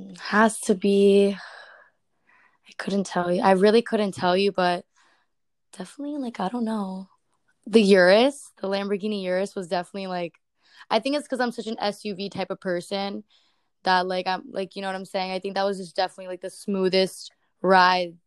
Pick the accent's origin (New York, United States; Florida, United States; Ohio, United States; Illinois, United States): Florida, United States; Miami; I'm from Miami, Florida, born and raised.